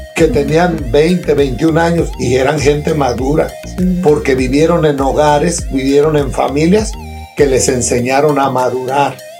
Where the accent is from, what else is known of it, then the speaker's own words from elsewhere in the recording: Cherán, Michoacán, Mexico; moved away; nosotros nos casamos en, mi pueblo, en Cherán